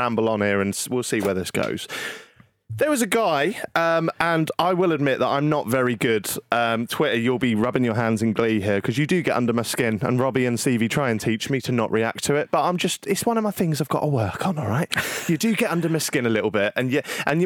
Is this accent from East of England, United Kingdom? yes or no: yes; Norwich, East of England, United Kingdom